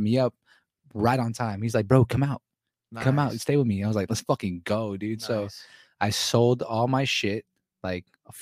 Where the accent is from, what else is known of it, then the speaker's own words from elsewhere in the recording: California, United States; also born or lived in Spokane, Washington; I was from California